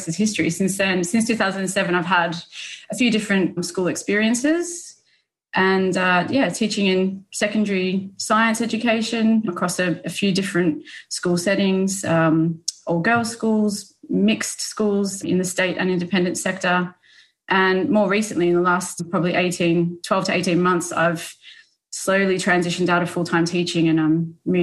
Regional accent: Melbourne, Victoria, Australia; I grew up in Australia, so I'm originally from Melbourne

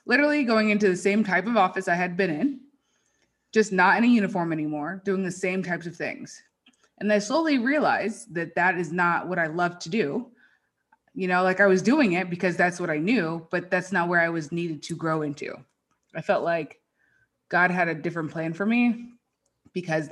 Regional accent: Marietta, Georgia, United States; moved away as an adult; also born or lived in Virginia; now in Las Vegas, United States; I grew up in Marietta, Georgia. I lived there my entire life until I joined the military. So I was 21, same house, same everything, never moved

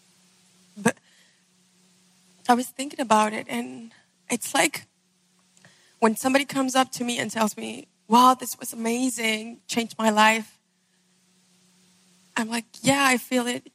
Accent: Venezuela; I'm from Venezuela

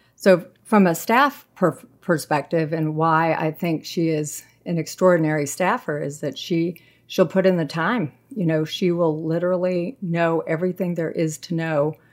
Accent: San Jose, California, United States; moved away as an adult; also born or lived in Chico, California; now in Washington, United States; I grew up in San Jose, California

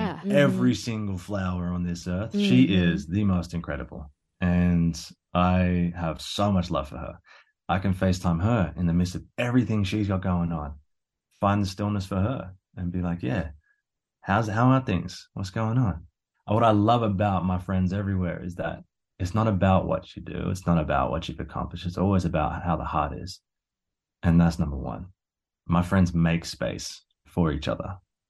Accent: Australia; I'm Australian. I walk barefoot everywhere.

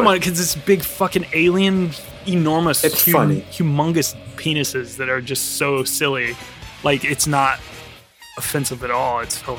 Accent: Virginia, United States; now in London, United Kingdom; My home state.

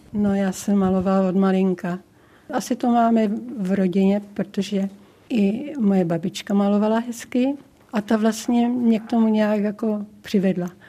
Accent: South Bohemian Region, Czechia; also born or lived in Brloh; now in Chvalšiny, Czech Republic; po Šumaví, to je mé rodiště a bydliště

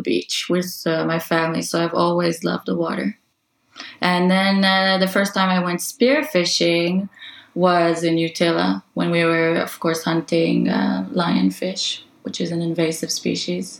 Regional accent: Israel; also born or lived in northern Norway; now in Tromsø, Norway; I'm originally from Israel

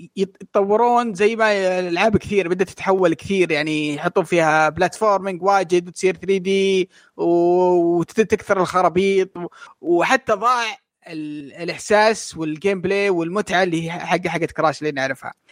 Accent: Saudi Arabia; عندنا في السعوديه

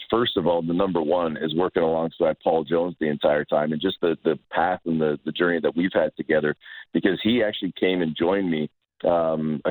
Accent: Canada; I'm a weird Canadian that grew up with a passion for baseball and basketball, even more so than hockey

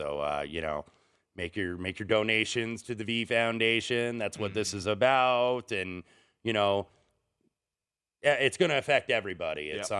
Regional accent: Indiana, United States; who is actually from my home state of Indiana and a fellow IU alum

